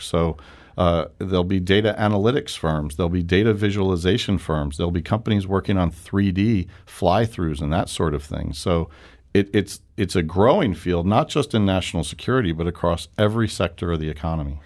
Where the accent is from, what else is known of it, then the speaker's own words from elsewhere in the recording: New York, United States; moved away as an adult; now in St. Louis, United States; I'm a New Yorker